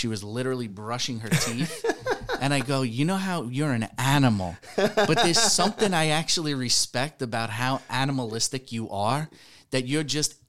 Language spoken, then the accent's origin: English; New York, United States; I come from New York.